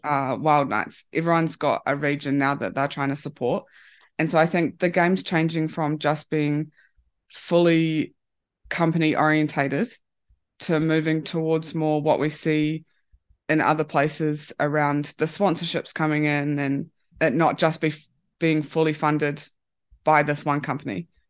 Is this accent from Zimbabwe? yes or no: no; New Zealand; moved away as an adult; now in Japan; at home in New Zealand